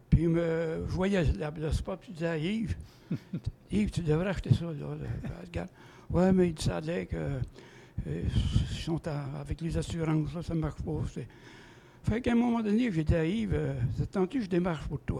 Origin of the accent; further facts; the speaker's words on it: Saint-Félix, Quebec, Canada; moi j'ai toujours été de Saint-Félix, je suis venu au monde de Saint-Félix.